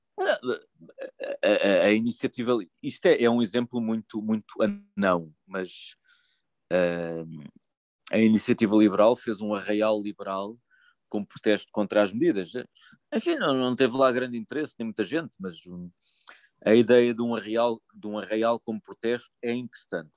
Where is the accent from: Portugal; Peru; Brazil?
Portugal; Lisbon; eu sou de Lisboa